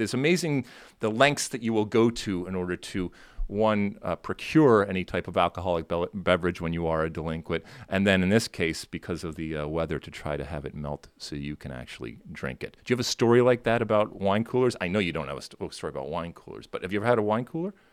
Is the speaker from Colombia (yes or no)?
no; Michigan, United States; growing up in Michigan, most of the time it was very cold